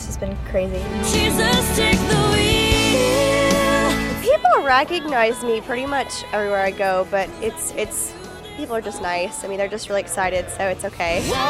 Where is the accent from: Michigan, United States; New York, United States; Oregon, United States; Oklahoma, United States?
Oklahoma, United States; Checotah; I am 21 and I'm from Chicota, Oklahoma.